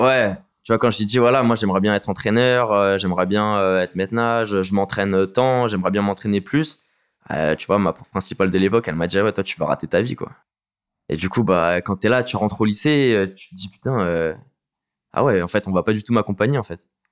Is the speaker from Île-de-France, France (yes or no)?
yes; Vitry-sur-Seine, Île-de-France, France; Je viens de Vitry-sur-Seine, en région parisienne